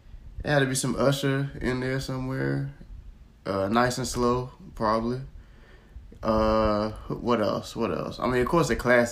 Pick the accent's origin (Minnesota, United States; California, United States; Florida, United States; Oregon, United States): Florida, United States; I'm from Florida.